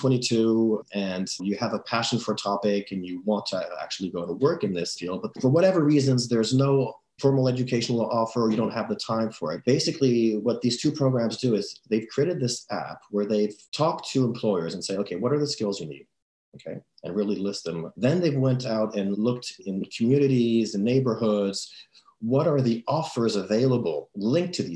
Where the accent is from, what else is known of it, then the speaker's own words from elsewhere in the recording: France; I'm from France